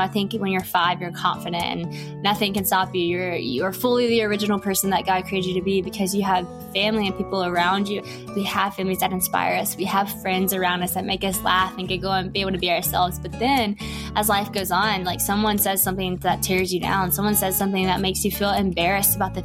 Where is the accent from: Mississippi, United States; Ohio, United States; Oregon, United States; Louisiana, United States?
Louisiana, United States; West Monroe; I'm from West Monroe, Louisiana